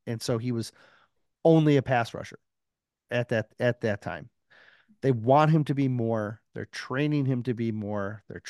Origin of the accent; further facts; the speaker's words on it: Detroit, Michigan, United States; even though I like Detroit. I'm from Detroit.